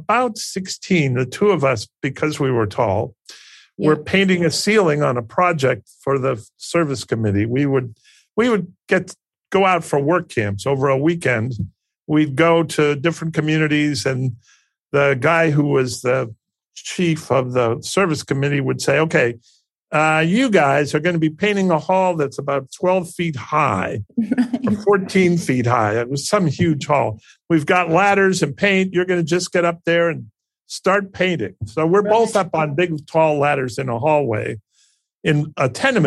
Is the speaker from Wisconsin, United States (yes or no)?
no; Pittsburgh, Pennsylvania, United States; moved away as an adult; also born or lived in Massachusetts; I grew up in the Midwest in Pittsburgh